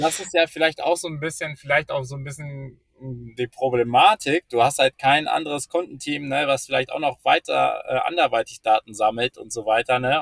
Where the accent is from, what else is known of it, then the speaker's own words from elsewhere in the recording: Germany; als Deutscher